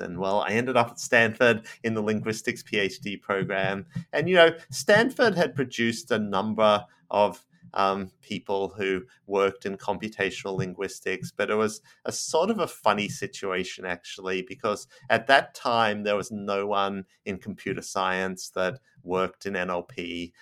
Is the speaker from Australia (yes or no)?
yes; Australia; moved away as an adult; now in United States; I'm Australian